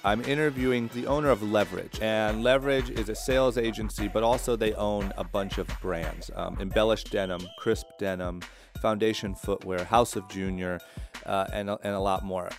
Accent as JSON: {"language": "English", "region": "Ohio", "country": "United States", "tie": "born or raised there", "moved": "yes", "lives_now": "Orange County, United States", "said": "growing up in Ohio"}